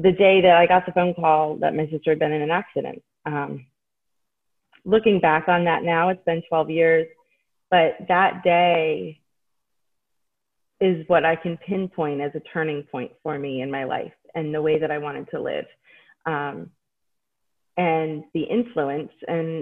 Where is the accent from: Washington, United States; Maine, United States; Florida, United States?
Maine, United States; now in Hershey, United States; I was growing up in Maine